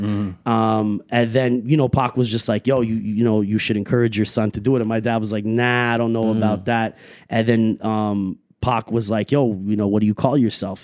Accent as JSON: {"language": "English", "town": "Montreal", "region": "Quebec", "country": "Canada", "tie": "born or raised there", "said": "I grew up everywhere, all like basically, you know, NDG, uh, Uptown, Côte Saint Luc, that whole West End of Montreal."}